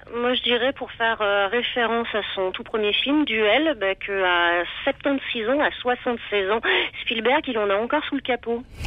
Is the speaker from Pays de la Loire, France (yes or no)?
no; Limousin, Nouvelle-Aquitaine, France; j'ai grandi dans le Limousin